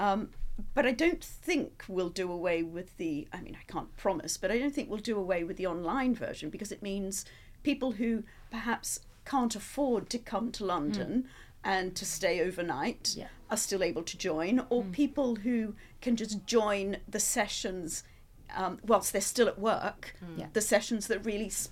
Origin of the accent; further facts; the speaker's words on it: Australia; now in United Kingdom; being an Australian, that perhaps they'd found out and they were sending me home